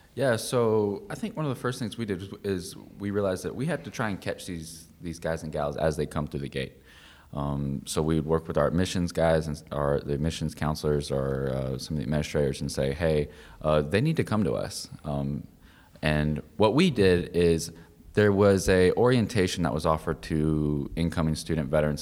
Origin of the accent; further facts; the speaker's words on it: Lexington, South Carolina, United States; moved away; I'm from Lexington, South Carolina